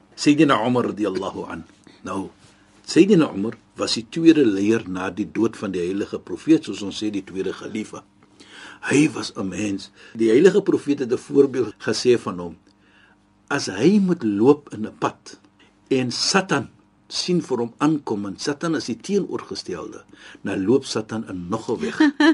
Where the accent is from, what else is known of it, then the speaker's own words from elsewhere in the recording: South Africa; ons as Suid-Afrikaners